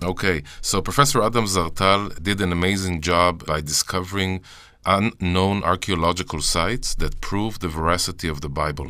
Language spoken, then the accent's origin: English; Jerusalem, Jerusalem District, Israel; I was born and raised in Jerusalem all my life in Israel